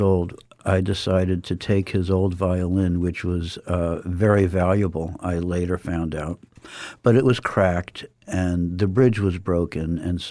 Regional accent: Columbus, Ohio, United States; moved away; also born or lived in New York City, New York / southeast Florida; I grew up in Columbus, Ohio, born in New York City in Queens up until 6 years old, and then most of my childhood in Columbus, Ohio, then down to southeast Florida.

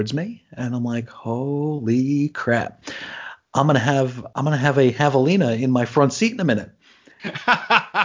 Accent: New York City, New York, United States; moved away; I'm from Brooklyn

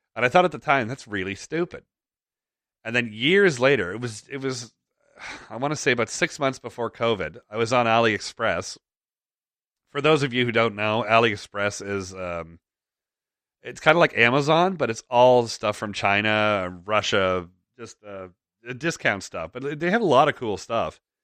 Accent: Toronto, Ontario, Canada; Toronto, my hometown

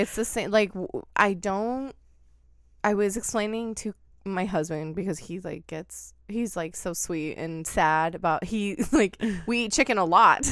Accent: Oregon, United States; I grew up in Oregon

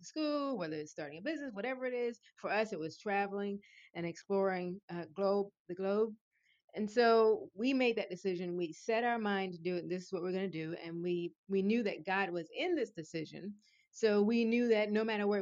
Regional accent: Richmond, Virginia, United States; moved away as an adult; I'm originally from Richmond, Virginia

